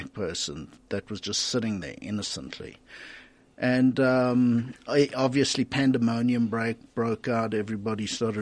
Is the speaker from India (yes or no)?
no; Centurion, Gauteng, South Africa; I grew up in Littleton in a Defence Force related community